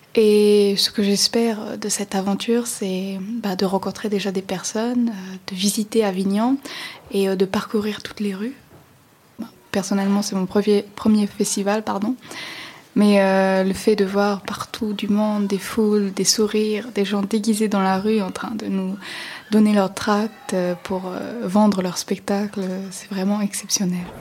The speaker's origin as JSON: {"language": "French", "country": "St. Pierre & Miquelon", "said": "je viens de Saint-Pierre-Miquelon"}